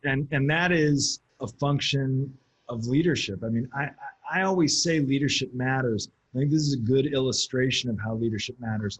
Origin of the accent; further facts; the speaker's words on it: United States; as an American